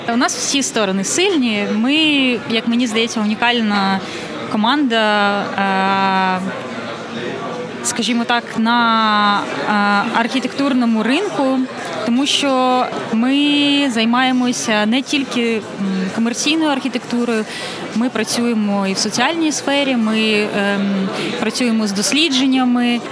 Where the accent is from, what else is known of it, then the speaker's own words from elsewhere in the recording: Kyiv, Ukraine; moved away as an adult; особисто я киянка, і я не уявляю себе е, в іншому місці.